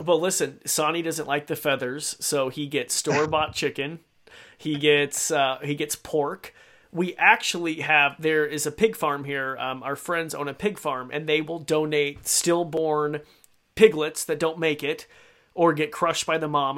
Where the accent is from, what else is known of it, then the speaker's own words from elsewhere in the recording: Idaho, United States; I grew up in Idaho